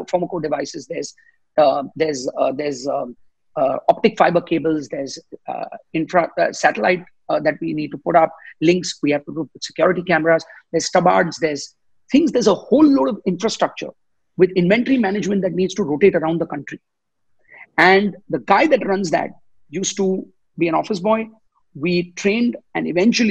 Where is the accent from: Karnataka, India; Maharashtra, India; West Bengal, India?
Maharashtra, India; Mumbai; I was born and raised in Bombay.